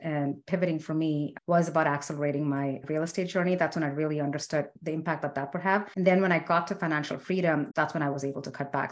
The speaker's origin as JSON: {"language": "English", "country": "India", "said": "I'm Indian"}